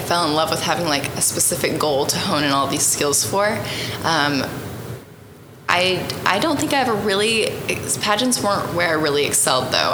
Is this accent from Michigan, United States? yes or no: no; Snyder, Oklahoma, United States; now in Tonkawa, United States; I grew up in Snyder, Oklahoma